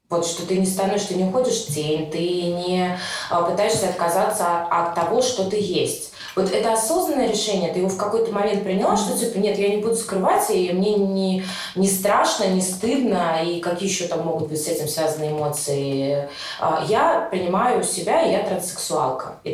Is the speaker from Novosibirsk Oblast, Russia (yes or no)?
no; Barnaul, Altai Krai, Russia; now in Moscow, Russia; Я, тоже из Барнаула